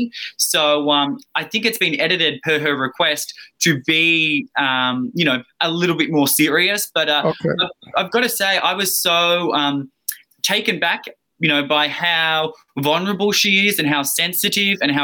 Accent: Australia; accent: Australian; now in Los Angeles, United States; I'm Australian, yeah. I'm an Aussie down under

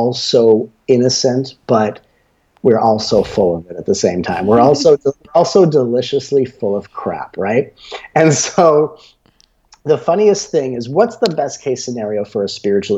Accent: Los Angeles, California, United States; when I grew up in Los Angeles, where I was a child actor

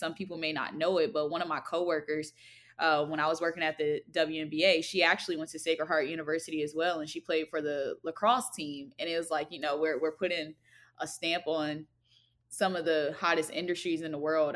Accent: Alexandria, Virginia, United States; I am from Alexandria, Virginia

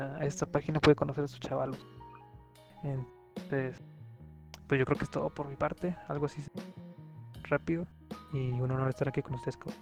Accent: San Luis Potosí, Mexico; Soy de acá de San Luis Potosí, de un pueblito

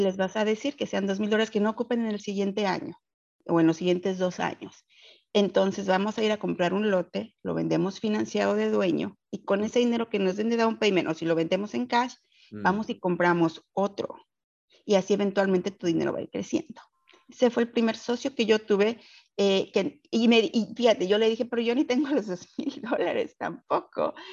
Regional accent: Mexico City, Mexico; moved away as an adult; now in Houston, United States; soy originaria de la Ciudad de México y radico en Houston, Texas, desde hace aproximadamente 12 años.

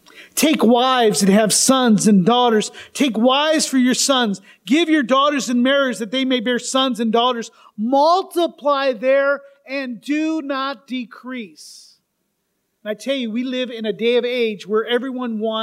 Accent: United States; we think of ourselves as just American Christians

